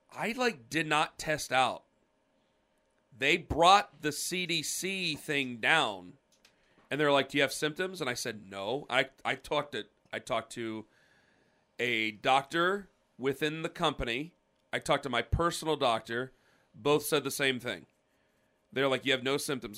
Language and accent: English; Stark County, Ohio, United States; I'm from Stark County.